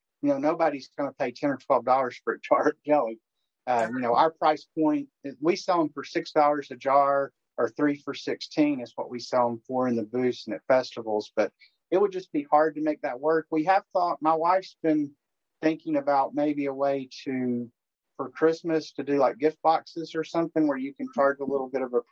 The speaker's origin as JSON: {"language": "English", "town": "Knoxville", "region": "Tennessee", "country": "United States", "tie": "born or raised there", "said": "I grew up in Knoxville"}